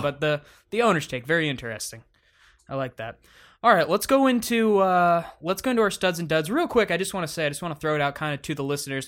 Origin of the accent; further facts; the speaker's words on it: Detroit, Michigan, United States; my hometown Detroit Pistons